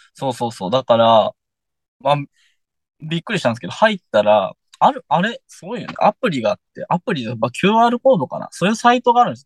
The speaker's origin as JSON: {"language": "Japanese", "town": "Yahaba", "region": "Iwate", "country": "Japan", "tie": "born or raised there", "said": "俺の実家は、あの、薬王堂の本店の真横です"}